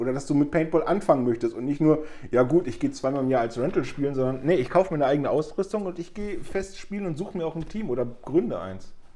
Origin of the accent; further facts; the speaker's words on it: Germany; bei uns in Deutschland